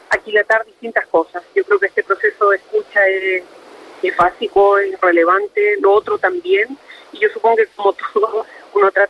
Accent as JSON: {"language": "Spanish", "region": "Biobío", "country": "Chile", "said": "Yo soy un habitante del Bío, mi corazón está aquí, mi vida está acá."}